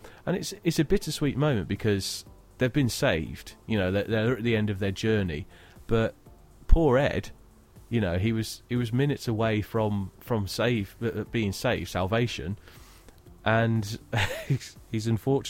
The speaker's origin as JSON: {"language": "English", "country": "United Kingdom"}